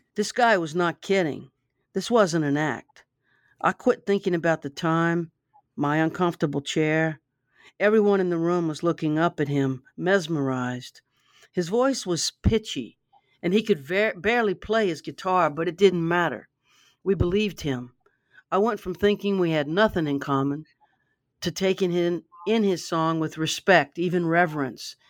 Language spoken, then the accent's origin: English; Baton Rouge, Louisiana, United States; I grew up in Baton Rouge